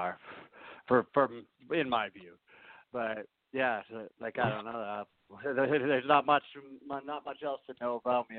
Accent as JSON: {"language": "English", "country": "Canada", "tie": "born or raised there", "also_born_or_lived": "New Orleans, Louisiana, United States", "said": "I was born down in New Orleans. So I'm actually an American, if you think about it, but I've lived in Canada my whole life."}